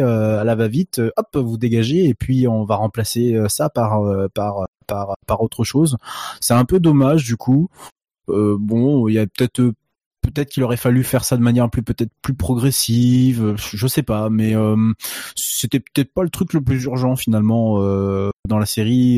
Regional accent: France; on est français

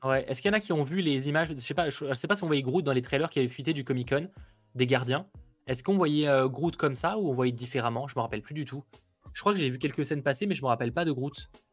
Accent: France; chez nous en France

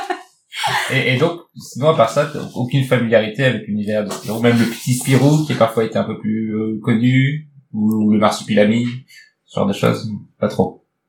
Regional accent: Nord, Hauts-de-France, France; je viens du Nord

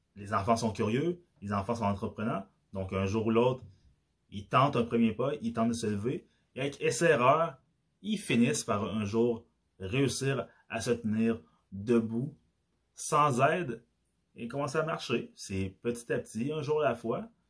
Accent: Quebec, Canada; accent: Québécois; vu que j'ai l'accent québécois, que j'ai grandi au Québec. Je suis pas né au Québec, mais j'ai grandi au Québec

